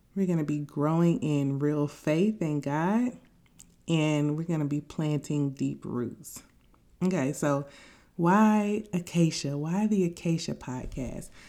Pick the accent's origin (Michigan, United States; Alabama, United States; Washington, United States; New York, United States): Alabama, United States; Tuskegee; I grew up in Tuskegee, Alabama